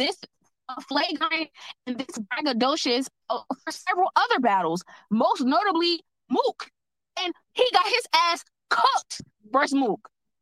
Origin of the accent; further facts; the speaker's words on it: New Jersey, United States; I'm from Jersey